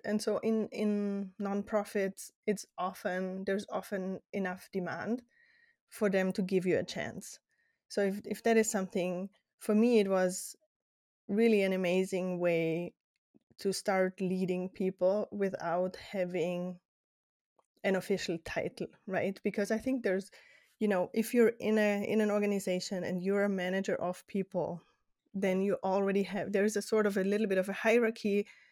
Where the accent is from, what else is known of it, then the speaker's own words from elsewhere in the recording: Austria; English is a second language; moved away as an adult; also born or lived in Netherlands / Spain; now in United States; my childhood until eighteen in Austria, but now in the U S